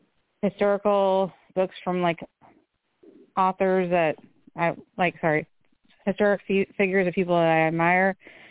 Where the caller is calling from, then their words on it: Kentucky, United States; I'm calling from Kentucky.